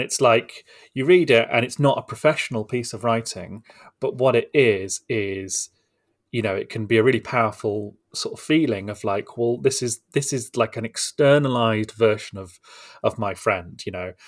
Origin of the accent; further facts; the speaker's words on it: United Kingdom; as Brits